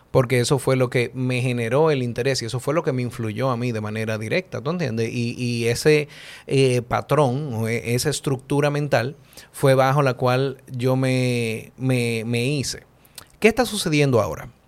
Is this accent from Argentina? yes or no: no; Honduras; Yo soy de Honduras.